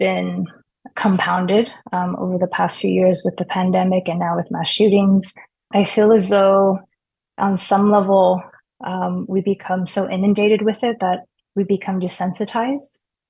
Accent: Torrance, California, United States; now in San Diego, United States; Yeah, so I was born and raised in Torrance, and my parents still live there. And so my family lives in San Diego

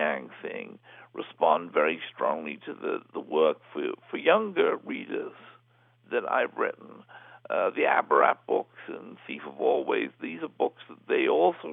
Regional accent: Liverpool, North West England, United Kingdom; my hometown of Liverpool

